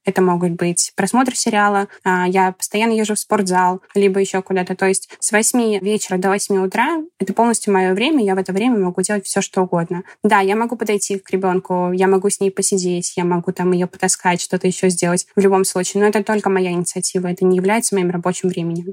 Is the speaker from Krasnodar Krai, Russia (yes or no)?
no; Kursk, Kursk Oblast, Russia; moved away as an adult; also born or lived in Moscow; now in United States; до этого работала в Курске, я из Курска, это маленький город.